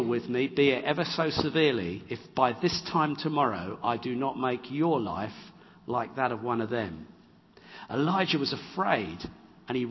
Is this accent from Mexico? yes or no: no; England, United Kingdom; I'm an English bloke.